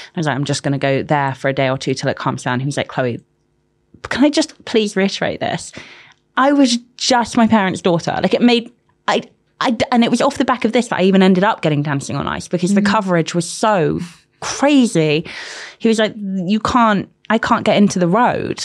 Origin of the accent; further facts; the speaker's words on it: London, United Kingdom; also born or lived in Manchester; Grew up in London.